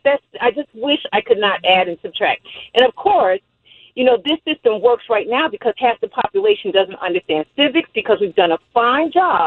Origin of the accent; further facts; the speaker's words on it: New York City, New York, United States; moved away; I'm from Brooklyn